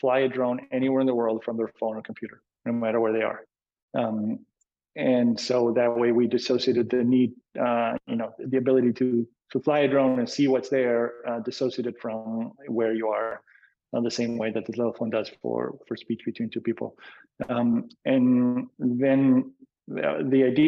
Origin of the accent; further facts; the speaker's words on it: Argentina; moved away as an adult; also born or lived in Boston; now in California, United States; I was born and raised in Argentina